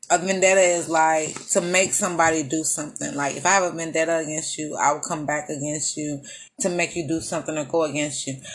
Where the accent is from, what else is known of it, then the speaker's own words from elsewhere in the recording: Texas, United States; I'm from Texas